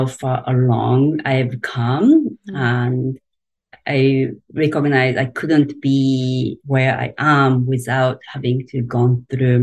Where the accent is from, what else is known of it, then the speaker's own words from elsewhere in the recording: Japan; English is a second language; moved away as an adult; now in United States; I grew up in Japan, and if you know anything about Japan, it's a pretty traditional society